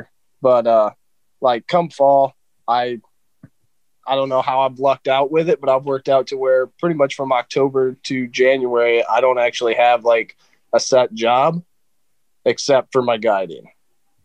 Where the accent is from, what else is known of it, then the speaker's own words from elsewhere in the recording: Michigan, United States; I was raised up here in Michigan